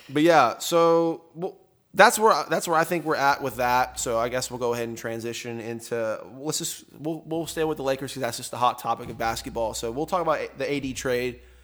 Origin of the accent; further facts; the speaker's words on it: Tomball, Texas, United States; Taylor and I and everyone here has been growing up around the Tomball area